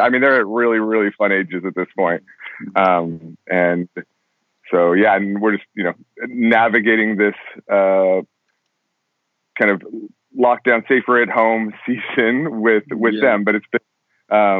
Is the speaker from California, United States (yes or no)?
yes; California, United States; also born or lived in Colorado / Los Angeles, California; I was raised in Colorado until I was 10, and then moved to California. I've been in California since